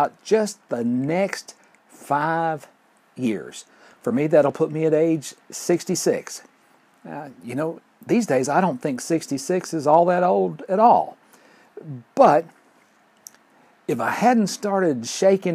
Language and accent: English; Fort Payne, Alabama, United States; my hometown of Fort Payne